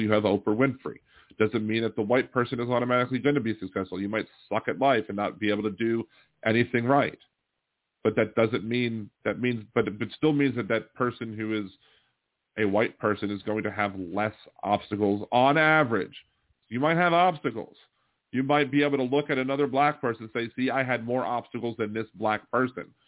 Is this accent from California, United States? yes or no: no; Maryland, United States; now in Louisiana, United States; I'm from Maryland